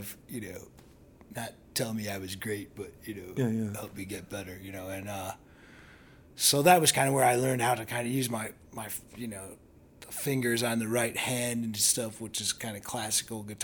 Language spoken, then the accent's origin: English; Northeast Ohio, United States; now in Chicago, United States; I grew up in Northeast Ohio, not too far, kind of in between Cleveland and Akron